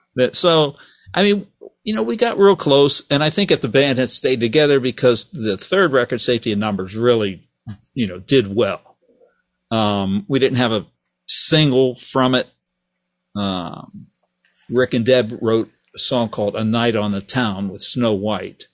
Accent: Steubenville, Ohio, United States; moved away as an adult; also born or lived in Texas; I'm from Steubenville, Ohio.

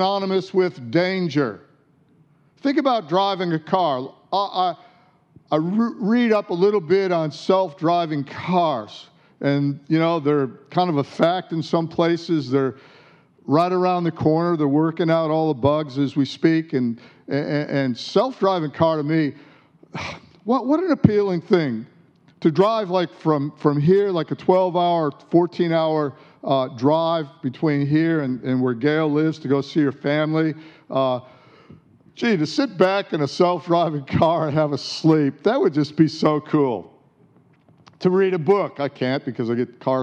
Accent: Detroit, Michigan, United States; now in Australia; where I grew up in Detroit

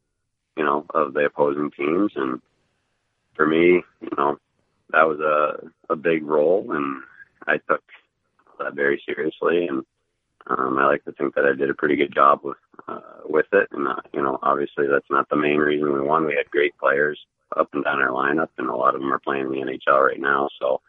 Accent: Indianapolis, Indiana, United States; born there; My family lives in Columbus, Ohio. And, you know, I was born here in Indy a long time ago, and I'm familiar with the area.

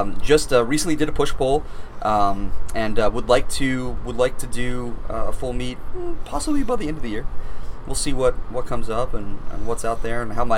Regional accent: Florida, United States; moved away as an adult; now in Maine, United States; I'm from Florida originally, yes.

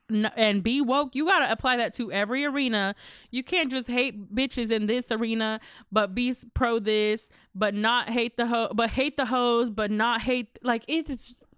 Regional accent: Texas, United States; I'm still from Texas, y'all.

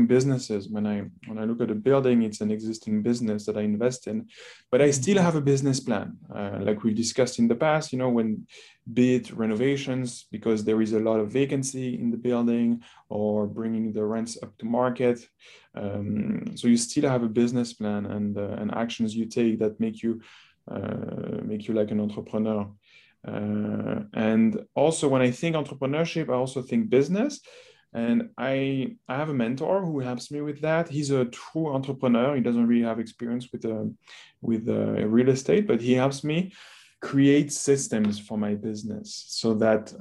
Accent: France; moved away as an adult; also born or lived in North America; I grew up in France

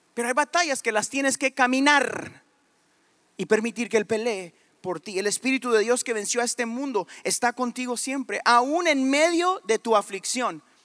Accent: Guatemala; Ni soy de México, soy de Guatemala

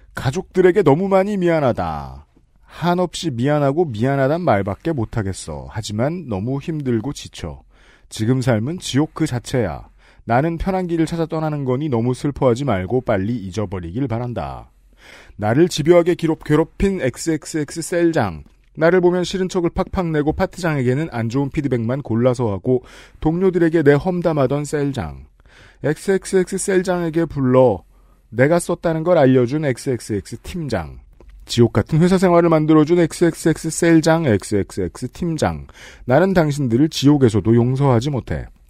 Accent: South Korea; 저는 한국 남자니까

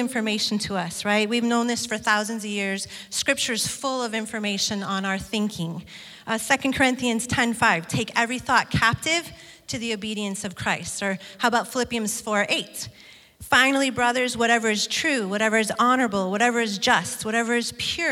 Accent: Detroit, Michigan, United States; moved away; Brian and I grew up in Michigan in an area of Detroit

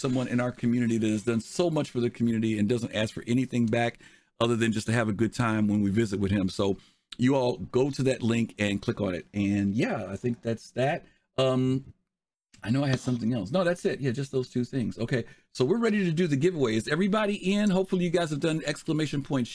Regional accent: Chicago, Illinois, United States; I'm from Chicago

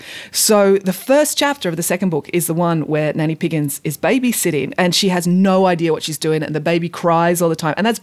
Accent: England, United Kingdom; now in Bowral, Australia; I was born in England

